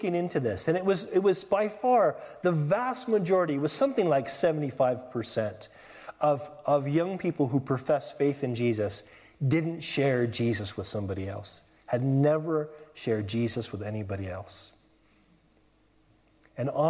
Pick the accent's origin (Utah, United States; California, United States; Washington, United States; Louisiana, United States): California, United States; moved away as an adult; now in England; I'm from California